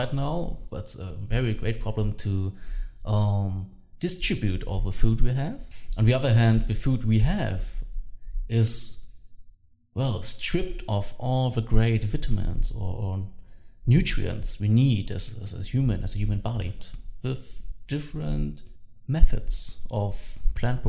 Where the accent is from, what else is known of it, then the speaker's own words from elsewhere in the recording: Saxony, Germany; English is a second language; also born or lived in Berlin; now in Dresden, Germany; I grew up in Saxony in Germany